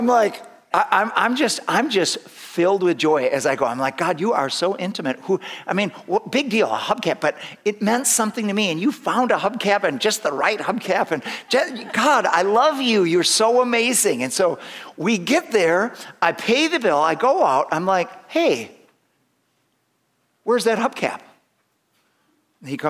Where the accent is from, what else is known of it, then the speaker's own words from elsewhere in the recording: United States; more American than Christian